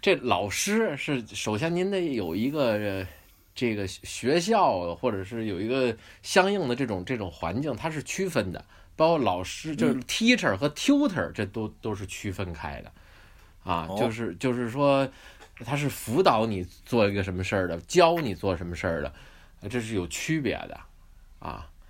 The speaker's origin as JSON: {"language": "Chinese", "region": "Beijing", "country": "China", "tie": "born or raised there", "moved": "yes", "lives_now": "New Zealand", "said": "就跟我小时候在北京"}